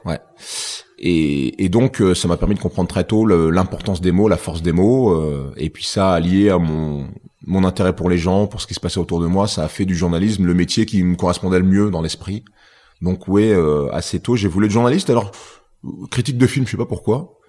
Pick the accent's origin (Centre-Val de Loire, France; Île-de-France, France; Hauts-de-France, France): Centre-Val de Loire, France; Tours; à l'époque où j'étais à l'école à Tours